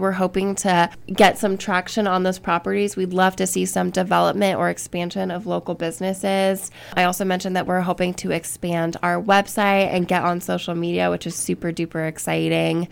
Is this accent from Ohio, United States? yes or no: yes; Columbus, Ohio, United States; moved away as an adult; now in Lake City, United States; I'm originally from Columbus, Ohio